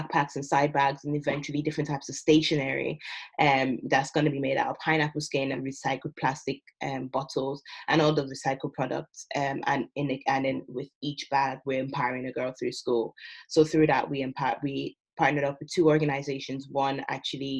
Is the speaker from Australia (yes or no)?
no; Ireland; moved away as an adult; also born or lived in Nigeria; now in United Kingdom; I'm originally Nigerian. I've grown up in Ireland my whole life.